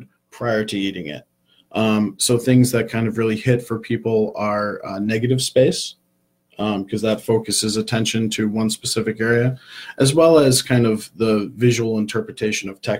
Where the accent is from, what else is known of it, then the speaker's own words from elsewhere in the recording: Syracuse, New York, United States; I'm from Syracuse, New York, and I was coaching a Pop Warner football team, and the guy who sponsored the team owned a restaurant. And he offered to give me a job while I was finishing high school.